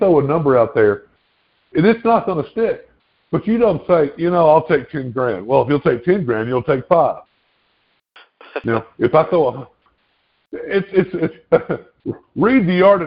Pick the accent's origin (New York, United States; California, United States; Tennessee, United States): Tennessee, United States; I'm the 901 area code